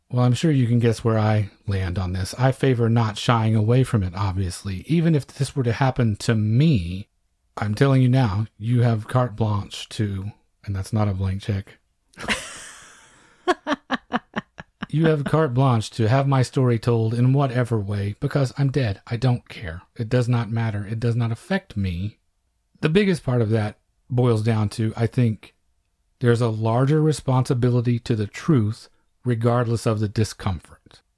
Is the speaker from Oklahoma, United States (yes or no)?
yes; Apache, Oklahoma, United States; my hometown, Apache, Oklahoma